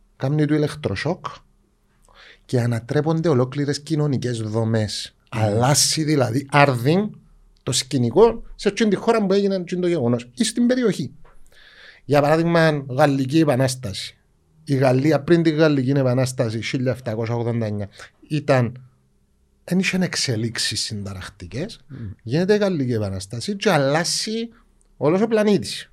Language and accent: Greek; Cyprus; εμεί είμαστε Ελληνοκύπριοι